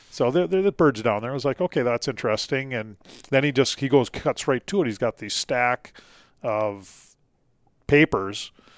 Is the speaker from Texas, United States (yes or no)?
no; Duluth, Minnesota, United States; growing up in Duluth, Minnesota